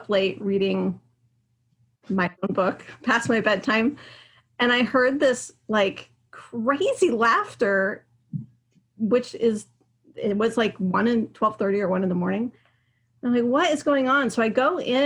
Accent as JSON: {"language": "English", "region": "Pacific Northwest", "country": "United States", "tie": "born or raised there", "also_born_or_lived": "Hawaii", "said": "I grew up here in the Pacific Northwest"}